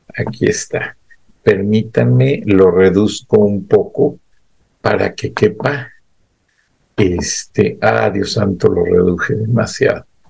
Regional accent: Mexico; Somos mexicanos

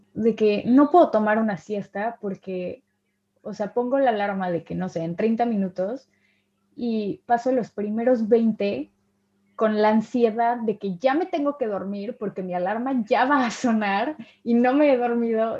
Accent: Mexico; moved away; soy de México

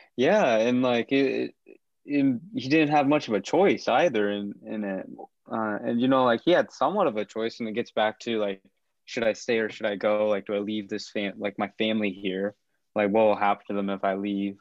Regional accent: Kansas, United States; I'm from Kansas, I'm from the Midwest

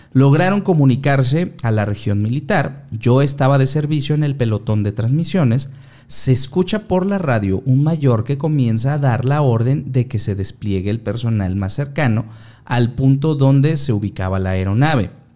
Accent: Mexico; somos mexicanos

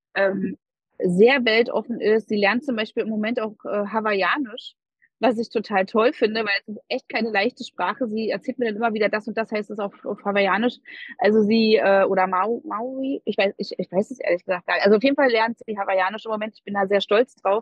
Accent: Berlin, Germany; ich bin eine totale Berliner Göre. Ich bin in Berlin geboren und aufgewachsen.

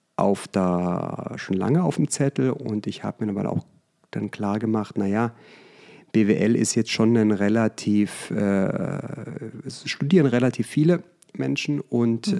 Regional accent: Germany; moved away as an adult; also born or lived in United States / Vallendar; now in Münstermaifeld, Germany; bin am Bodensee aufgewachsen

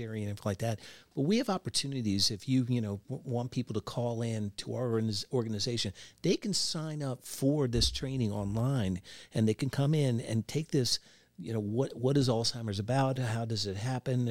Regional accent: southern Pennsylvania, United States; moved away; I'm originally from the South Pennsylvania area

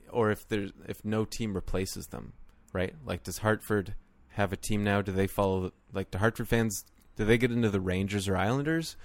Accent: Canada; as a Canadian or someone who has grown up watching and playing the game their whole lives

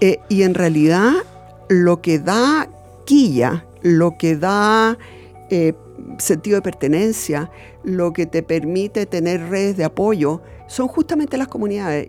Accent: Santiago, Santiago Metropolitan Region, Chile; also born or lived in Alto Hospicio, Chile / Iquique, Chile; yo nací en Ñuñoa

